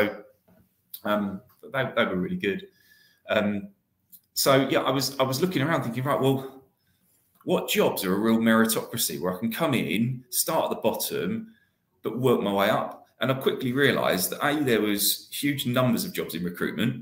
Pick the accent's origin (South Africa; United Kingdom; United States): United Kingdom; Essex, not far from Southend, East of England; I grew up in Essex